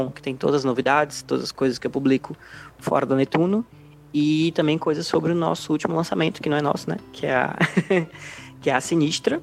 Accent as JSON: {"language": "Portuguese", "town": "Aracati", "region": "Ceará", "country": "Brazil", "tie": "born or raised there", "said": "quando eu era criança no Aracati"}